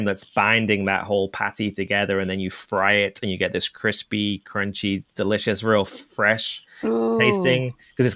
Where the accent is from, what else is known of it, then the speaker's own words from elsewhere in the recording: England, United Kingdom; moved away; I grew up in England